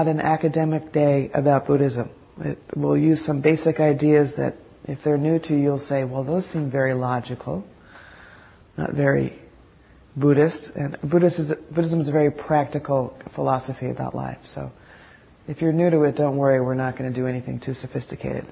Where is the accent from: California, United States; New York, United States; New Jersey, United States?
New Jersey, United States; moved away; also born or lived in San Francisco; I'm from New Jersey, so I'm a little bold and sassy.